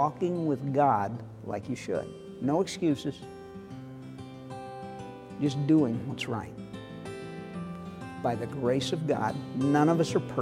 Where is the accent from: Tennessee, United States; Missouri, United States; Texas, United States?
Missouri, United States; Northwest St. Louis County; the subdivision I grew up in Northwest St. Louis County